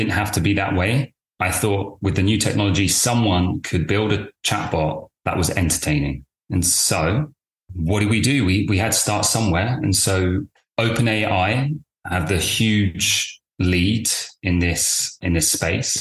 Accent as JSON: {"language": "English", "region": "London", "country": "United Kingdom", "tie": "born or raised there", "also_born_or_lived": "Cambridge", "said": "I'm from the UK. I was born in London."}